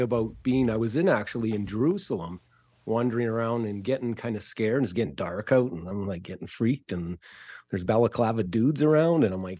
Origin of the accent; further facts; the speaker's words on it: Edmonton, Alberta, Canada; I'm from Edmonton, Alberta, Canada.